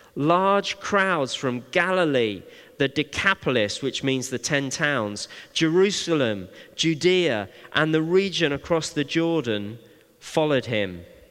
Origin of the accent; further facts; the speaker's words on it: Bristol, South West England, United Kingdom; when I was young, growing up in Bristol